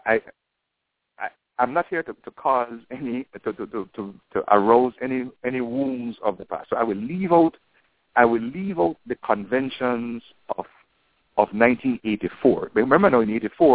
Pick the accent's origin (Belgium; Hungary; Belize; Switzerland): Belize; Belize City, Belize District; I grew up on Mahogany Street all my life. I knew the area